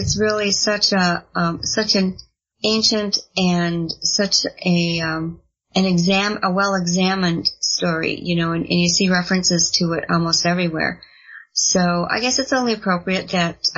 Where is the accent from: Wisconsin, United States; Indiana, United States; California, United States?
Wisconsin, United States; Elkhorn; my hometown of Elkhorn, Wisconsin